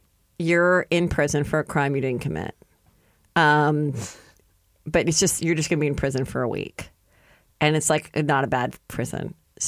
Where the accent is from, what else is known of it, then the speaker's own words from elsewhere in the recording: the San Fernando Valley, California, United States; because we're from the Valley